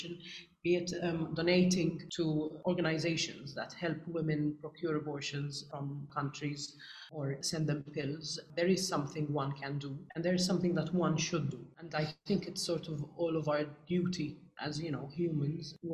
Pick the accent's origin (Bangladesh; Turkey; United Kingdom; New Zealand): United Kingdom; being British and growing up here